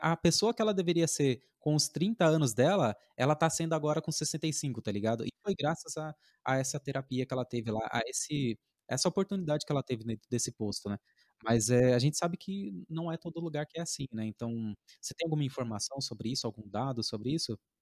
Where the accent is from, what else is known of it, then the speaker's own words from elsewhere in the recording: Alvarenga, São Paulo, Brazil; lá na minha, na minha quebrada, por exemplo, lá no Alvarenga